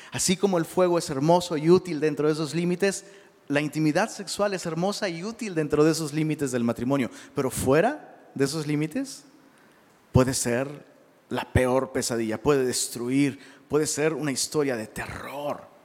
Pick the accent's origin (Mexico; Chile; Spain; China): Mexico; Perdón, se nos conoce, porque pues, soy mexicano.